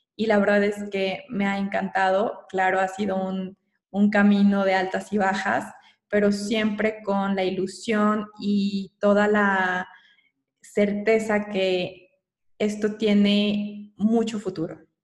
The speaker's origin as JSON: {"language": "Spanish", "country": "Mexico", "also_born_or_lived": "Querétaro / Mexico City", "said": "soy mexicana"}